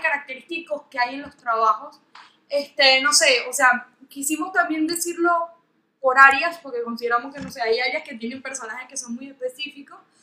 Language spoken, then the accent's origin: Spanish; Venezuela; now in Argentina; yo soy venezolana